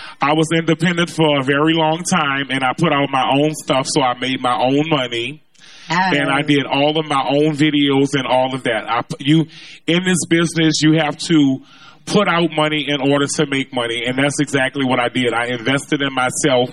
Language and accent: English; New Orleans, Louisiana, United States; I'm born and from the Third Ward. I grew up on Josephine Street, which is not far from here